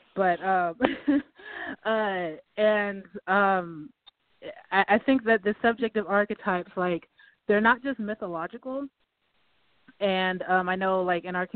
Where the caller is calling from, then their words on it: Austin, Texas, United States; I'm calling from Austin, Texas.